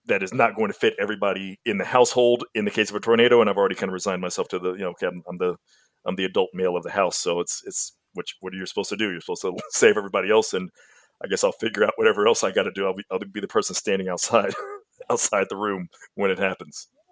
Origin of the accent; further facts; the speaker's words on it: Mississippi, United States; now in Texas, United States; I grew up in Mississippi in the South